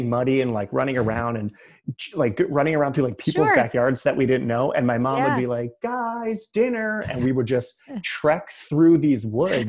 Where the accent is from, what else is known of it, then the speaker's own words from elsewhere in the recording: Middletown, New Jersey, United States; Middletown, New Jersey.